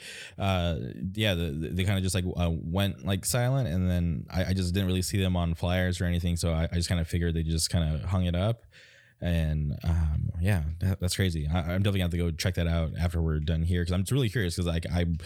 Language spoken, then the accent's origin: English; Palm Springs, California, United States; now in Orange County, United States; I grew up in the Palm Springs area, but now I'm just in Orange County.